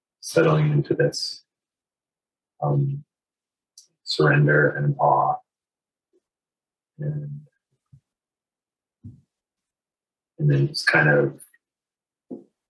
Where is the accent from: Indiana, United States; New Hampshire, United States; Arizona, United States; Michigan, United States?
New Hampshire, United States; I grew up in New Hampshire where we make snow forts during recess in the winter.